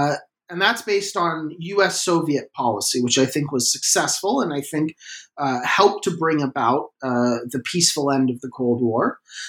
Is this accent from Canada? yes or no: yes; Canada; which is that I'm Canadian.